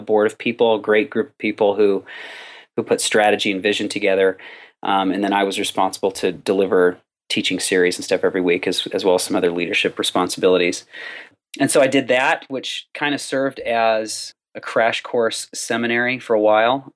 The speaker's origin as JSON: {"language": "English", "region": "Southern California", "country": "United States", "tie": "born or raised there", "said": "I was born and raised in Southern California, which is where I still am"}